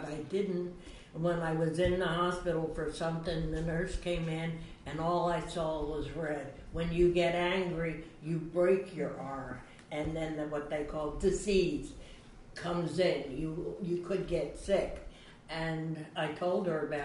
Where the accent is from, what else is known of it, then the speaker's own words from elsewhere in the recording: Chester, Pennsylvania, United States; first language Swedish; English is a second language; also born or lived in Philadelphia; I was brought up in Chester and then went to Philly afterwards